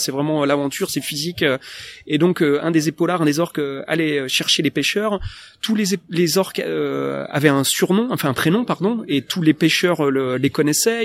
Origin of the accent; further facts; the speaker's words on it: France; accent: franglish